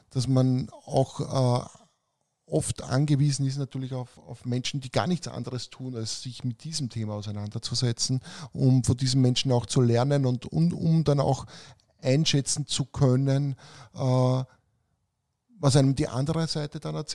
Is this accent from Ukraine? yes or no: no; Romania; Weil bei uns in Rumänien haben sie gesagt, das ist ein Riesenthema natürlich.